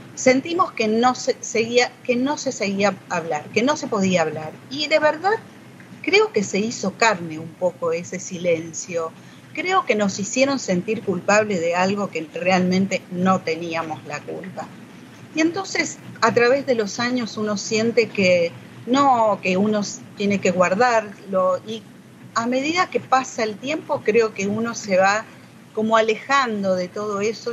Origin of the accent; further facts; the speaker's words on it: Villa María, Córdoba, Argentina; soy de Villa María, ciudad de Córdoba, de la provincia de Córdoba, estudié allí enfermería profesional